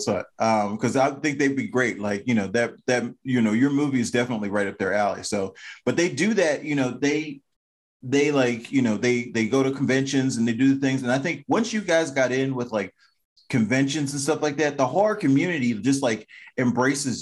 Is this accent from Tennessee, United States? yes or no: no; Maryland, United States; I'm from Maryland